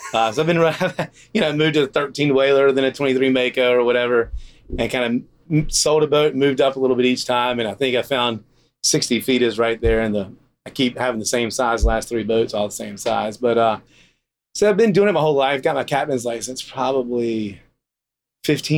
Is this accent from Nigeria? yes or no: no; Morehead City, North Carolina, United States; moved away as an adult; now in Costa Rica; I'm from Morehead City, North Carolina, originally. I just grew up in a fishing family